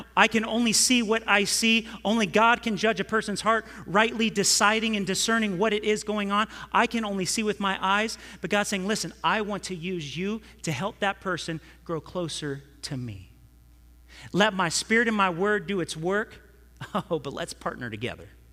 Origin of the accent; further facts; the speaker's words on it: California, United States; I'm from California